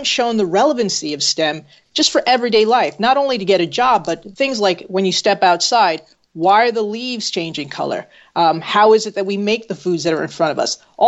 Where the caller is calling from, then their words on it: New Haven, Connecticut, United States; I'm in New Haven, Connecticut.